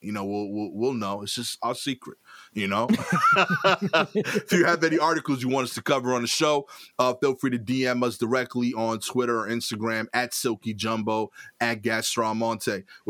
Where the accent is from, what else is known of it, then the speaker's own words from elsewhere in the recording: New York City, New York, United States; accent: East New York; I couldn't enjoy the amazing food because of the ignorance that I had about my accent. I was very tight about it because East New York sounds cool.